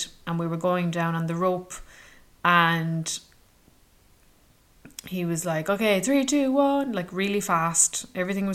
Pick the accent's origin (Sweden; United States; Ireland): Ireland; where are you from? And I said, Ireland